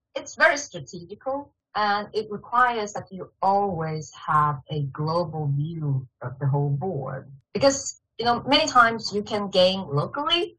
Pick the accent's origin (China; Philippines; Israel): China; Shanghai; moved away as an adult; also born or lived in Beijing, China; now in Sweden; I grew up in Shanghai, China. And I spent quite some years in Beijing and studying also.